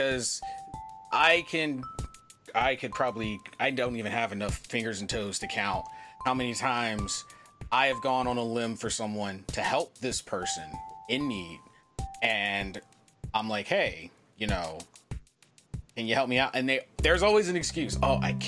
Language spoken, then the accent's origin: English; United States; also born or lived in Japan; I'm American